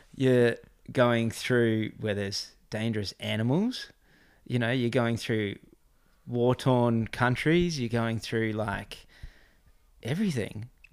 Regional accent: Gold Coast, Queensland, Australia; now in Crescent Head, Australia; I grew up on the Gold Coast, I live in Crescent Head

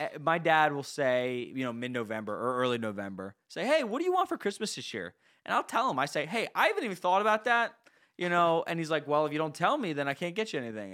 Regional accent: New Jersey, United States; I'm from New Jersey, I mean, we're from New Jersey, we're in the Northeast

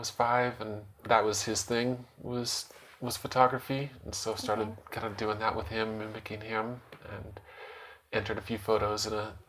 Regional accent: Utah, United States; also born or lived in Portland, Oregon; I grew up mostly in Utah. I was born in Portland, Oregon, but I've lived all over Utah

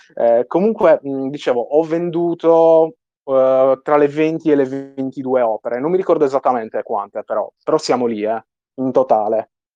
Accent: Sardinia, Italy; accent: Sardinian; sono sardo, il mio accento spicca parecchio

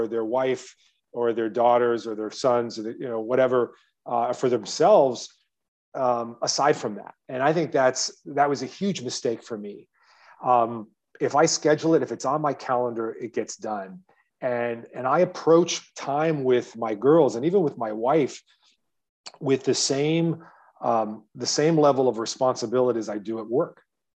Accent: Midwest, United States; if you think about what the memorable experiences I had growing up in the Midwest with my parents and my dad

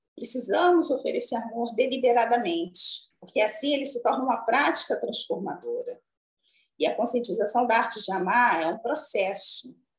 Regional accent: São João de Meriti, Rio de Janeiro, Brazil; Eu sou oriunda da Baixada Fluminense, mas especificamente do município de São João de Meriti, no Rio de Janeiro

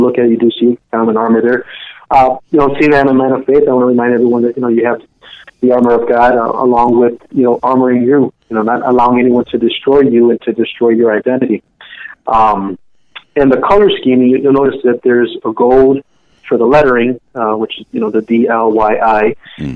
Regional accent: Chicago, Illinois, United States; I was actually born in Chicago.

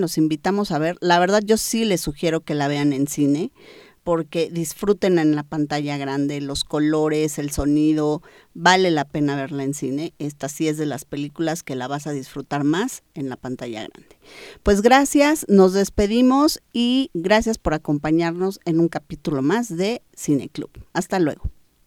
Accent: Mexico

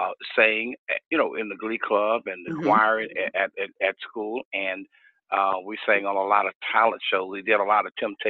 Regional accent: Houston, Texas, United States; also born or lived in Austin, Texas; So my family moved to Houston. And so I grew up here in Houston, went to school here and been here all of my life and raised my kids here. And still in Houston, Texas.

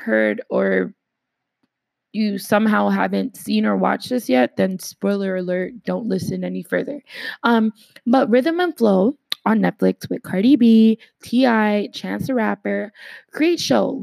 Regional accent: Canada

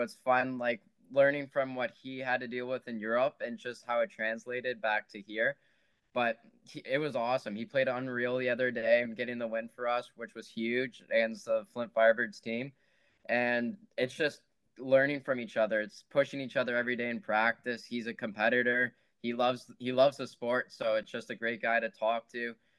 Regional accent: Oakville, Ontario, Canada; I'm from Oakville

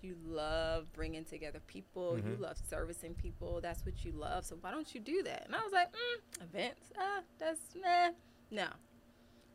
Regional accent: Philadelphia, Pennsylvania, United States; now in Texas, United States; I grew up in Philadelphia

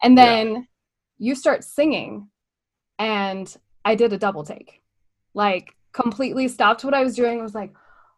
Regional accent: California, United States; I grew up in Southern California.

